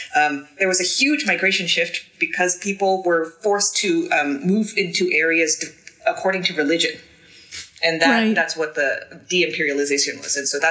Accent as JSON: {"language": "English", "town": "Sacramento", "region": "California", "country": "United States", "tie": "born or raised there", "said": "Sacramento, California. Sac."}